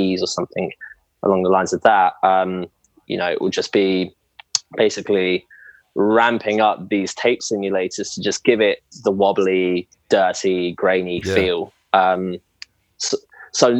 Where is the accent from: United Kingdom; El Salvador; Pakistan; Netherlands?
United Kingdom; England; moved away as an adult; now in Australia; being English, I've moved over from England to Australia about 3 years ago